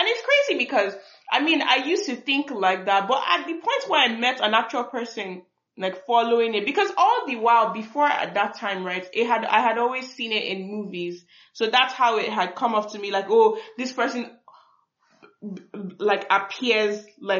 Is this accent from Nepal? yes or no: no; Nigeria; I'm just from another tribe in Nigeria.